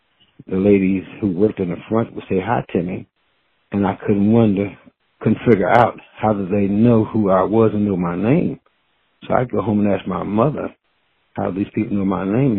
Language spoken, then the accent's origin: English; Cincinnati, Ohio, United States; I was born in West End